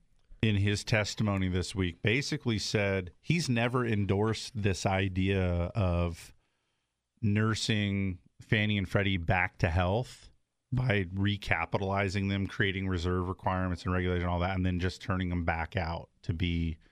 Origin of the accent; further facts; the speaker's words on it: Southern California, United States; I grew up in Southern California.